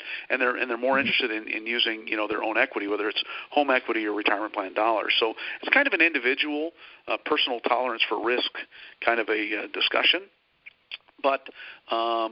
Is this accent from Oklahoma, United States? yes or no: no; South Dakota, United States; moved away as an adult; also born or lived in Minneapolis; now in Dallas-Fort Worth, United States; I hail from a small town in South Dakota, of all places